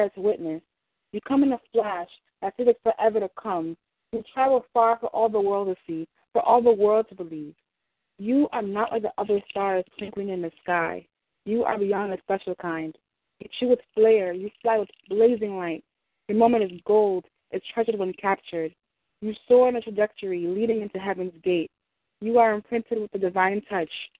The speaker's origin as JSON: {"language": "English", "town": "New York City", "region": "New York", "country": "United States", "tie": "born or raised there", "said": "a person born and raised in Brooklyn"}